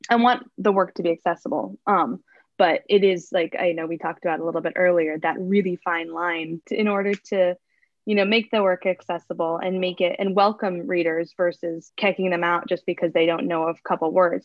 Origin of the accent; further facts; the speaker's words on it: Hawaii, United States; I'm Native Hawaiian, but I'm half Japanese